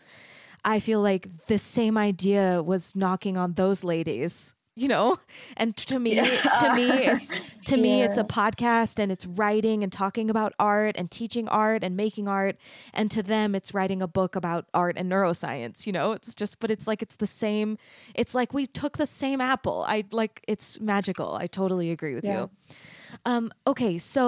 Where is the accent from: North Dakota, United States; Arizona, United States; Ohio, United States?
Arizona, United States; moved away; also born or lived in Texas; So I grew up in Arizona, which is kind of like underneath California. And then I went to school in Texas in this beautiful little art city, like a tiny little art city in Texas.